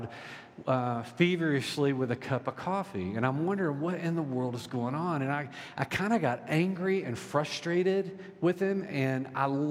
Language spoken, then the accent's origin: English; Deep South, United States; I was raised in the Deep South